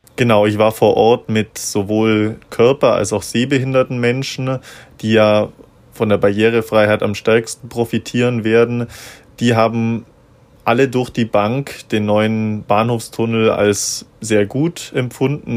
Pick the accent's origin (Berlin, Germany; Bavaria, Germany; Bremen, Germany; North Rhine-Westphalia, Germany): Bavaria, Germany; Augsburg; ich bin gebürtiger Augsburger